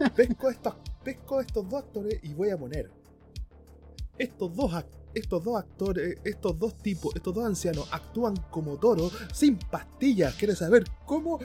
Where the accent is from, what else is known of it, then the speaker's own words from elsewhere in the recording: Chile; yo soy, soy chileno